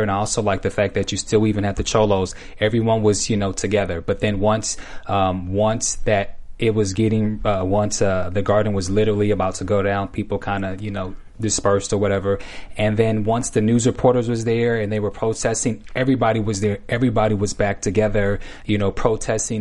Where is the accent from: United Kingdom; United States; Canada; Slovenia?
United States; Bay Area, California; I'm from the Bay